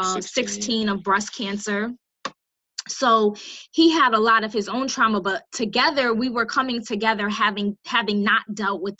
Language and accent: English; Bridgeport, Connecticut, United States; I'm from Bridgeport